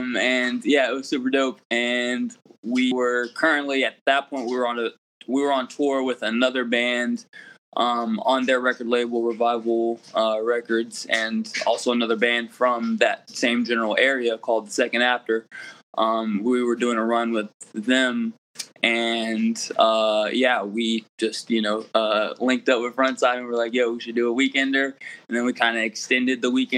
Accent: Columbia, South Carolina, United States; We're from Columbia, South Carolina, but, you know, South Carolina, North Carolina, the Carolinas

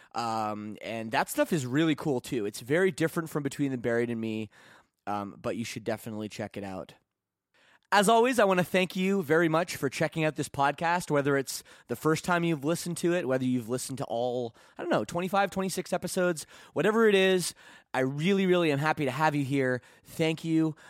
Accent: Burlington, Ontario, Canada; my hometown of, uh, Burlington, Ontario.

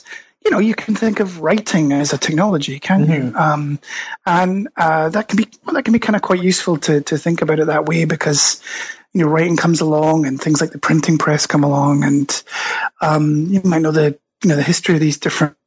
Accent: Scotland, United Kingdom; accent: Scottish; moved away as an adult; also born or lived in United States; now in Stockholm, Sweden; you can probably tell from my accent, I'm Scottish originally, but got swept over, as many people do, to the United States.

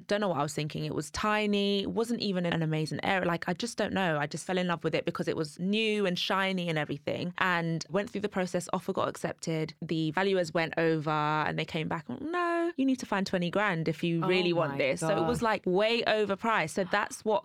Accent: London, United Kingdom; moved away as an adult; now in Essex, United Kingdom; I grew up in Kensal Green, so it's London, but it's really leafy.

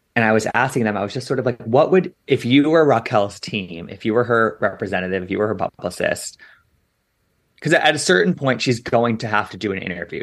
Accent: Washington, District of Columbia, United States; moved away; my hometown

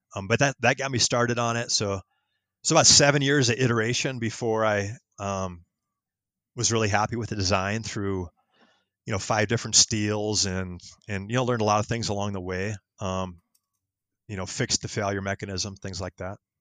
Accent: Wisconsin, United States; moved away as an adult; also born or lived in Minnesota; now in Colorado, United States; I grew up in Wisconsin

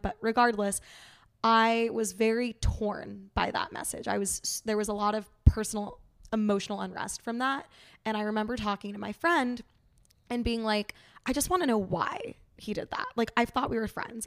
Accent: New York City, New York, United States; also born or lived in Saint Louis; I am from New York City. I grew up there

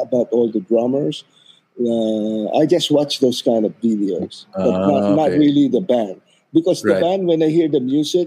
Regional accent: Philippines

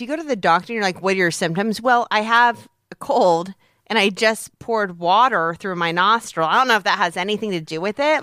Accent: Peoria, Illinois, United States; moved away; growing up in Peoria

